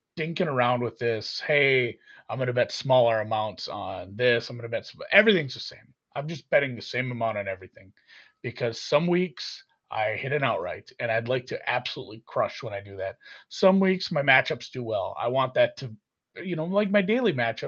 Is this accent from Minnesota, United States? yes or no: yes; Minnesota, United States; I'm from Minnesota